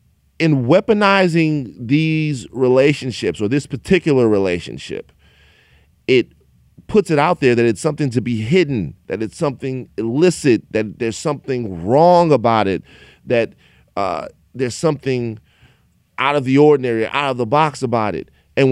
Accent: Baton Rouge, Louisiana, United States; I'm from Baton Rouge, Louisiana. Shout out Baton Rouge. And I'm not going to act like I grew up in a place where people of different sexual orientation were met with very much love or acceptance.

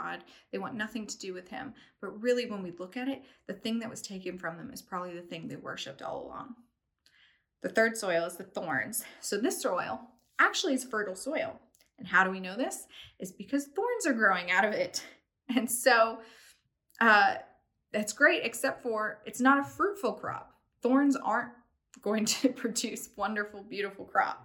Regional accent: East Tennessee, United States; moved away; also born or lived in London; I'm from East Tennessee. And so we, like everybody has a little garden in their backyard. And so we grew like squash and zucchini

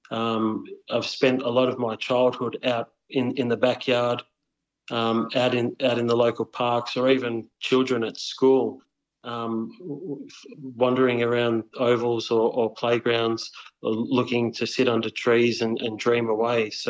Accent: Wheelers Hill, Victoria, Australia; And uh, so I grew up in in Wheelers Hill, and uh, we had Jells Park down the road.

